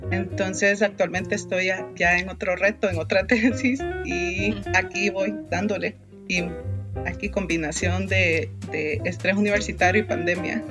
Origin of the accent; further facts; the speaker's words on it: Honduras; moved away as an adult; now in Costa Rica; soy hondureña